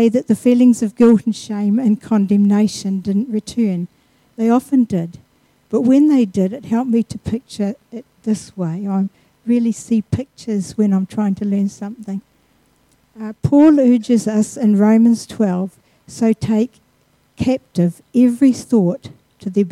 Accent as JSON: {"language": "English", "town": "Mosgiel", "region": "Otago", "country": "New Zealand", "tie": "born or raised there", "said": "I was born in Mosgiel, just south of Dunedin."}